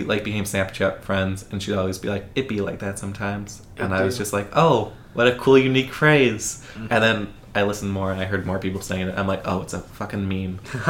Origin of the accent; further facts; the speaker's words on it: Lockport, Illinois, United States; accent: Chicago; moved away; I'm from Lockport, Illinois.